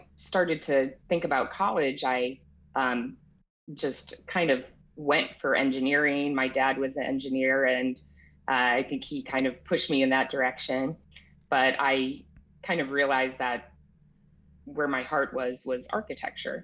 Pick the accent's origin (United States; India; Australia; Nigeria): United States; New England; moved away; growing up in New England in nature